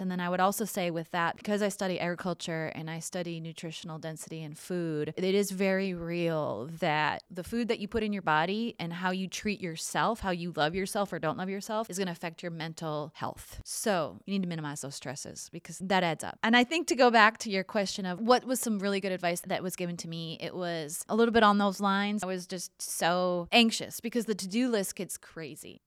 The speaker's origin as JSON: {"language": "English", "region": "Minnesota", "country": "United States", "tie": "born or raised there", "also_born_or_lived": "Montana / Washington, D.C.", "moved": "as an adult", "lives_now": "Texas, United States", "said": "I grew up in Minnesota"}